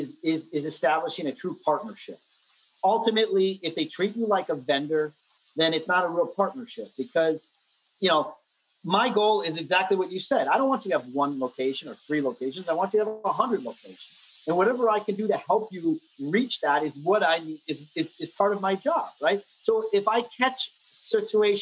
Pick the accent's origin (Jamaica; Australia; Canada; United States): United States; New Jersey; also born or lived in New York City; I grew up in New Jersey